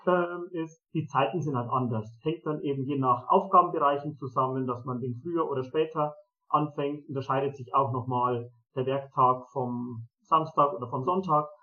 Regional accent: Germany; also born or lived in Zimbabwe; hier bei uns in Europa, in Deutschland, ähm, hier in Mariafeen

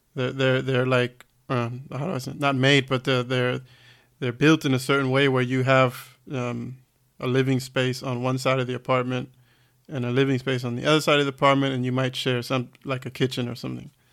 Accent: United States; now in Germany; I'm from the States

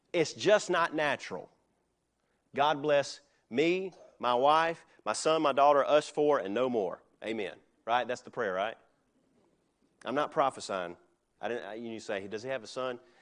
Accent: United States; I am an American, but I am a Christian

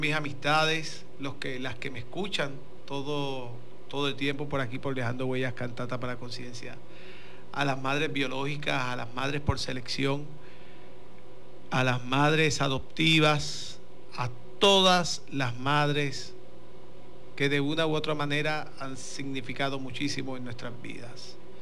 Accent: Corozal, Puerto Rico; somos de Corozal

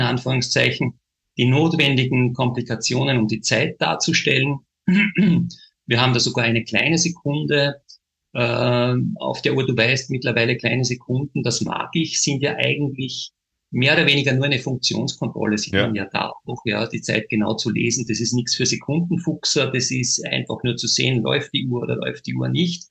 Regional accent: Austria; wir im kleinen Österreich

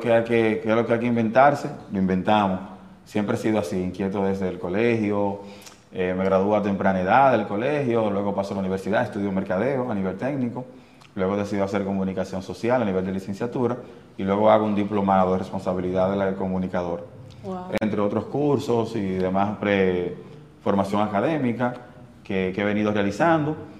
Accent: Santiago de los Caballeros, Santiago, Dominican Republic; Prácticamente nací en la ensanche Román, viví un tiempo en Gurabo, me, me crié en Los Reyes, en el sector Los Reyes

